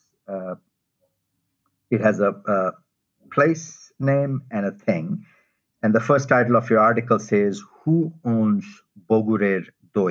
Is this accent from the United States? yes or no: no; India; moved away; the first half of my life, I grew up in India